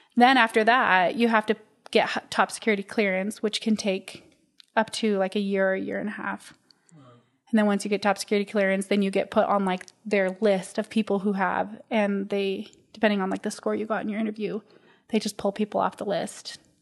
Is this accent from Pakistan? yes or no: no; Utah, United States; Born and raised in Utah